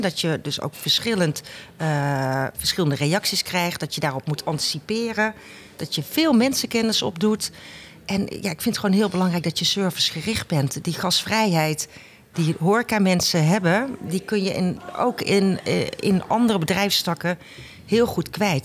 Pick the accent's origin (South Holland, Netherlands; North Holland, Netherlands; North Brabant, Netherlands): North Brabant, Netherlands; 's-Hertogenbosch; Ik kom uit Den Bosch